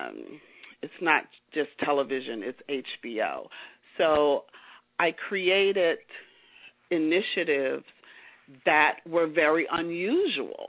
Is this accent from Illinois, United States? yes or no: yes; Chicago, Illinois, United States; moved away as an adult; also born or lived in Los Angeles; I'm a native of Chicago